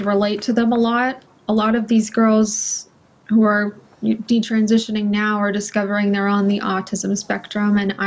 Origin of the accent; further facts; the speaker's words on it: California, United States; I'm from California.